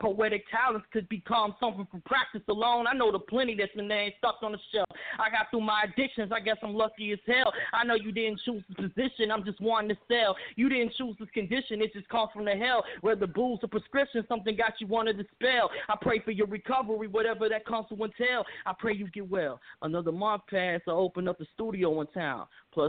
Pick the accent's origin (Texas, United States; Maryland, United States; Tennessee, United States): Tennessee, United States; Memphis; How you doing? … I'm from Memphis, Tennessee. I'm a hip-hop artist.